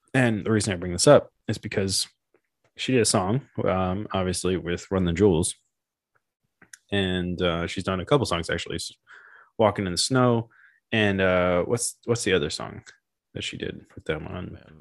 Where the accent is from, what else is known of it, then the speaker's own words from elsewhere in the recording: Memphis, Tennessee, United States; growing up in Memphis and then getting into Memphis hip hop